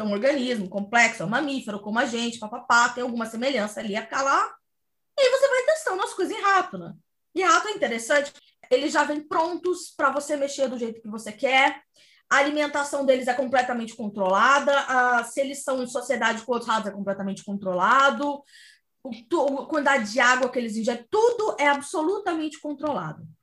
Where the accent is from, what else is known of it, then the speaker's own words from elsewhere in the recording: Cuiabá, Mato Grosso, Brazil; na minha terra, Cuiabá